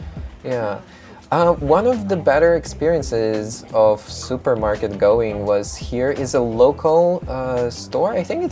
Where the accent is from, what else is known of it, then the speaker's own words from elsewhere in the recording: Ukraine; also born or lived in Beijing, China; now in Osaka, Japan; I'm also from Ukraine. Before that, I lived in Ukraine and also relatively cheap.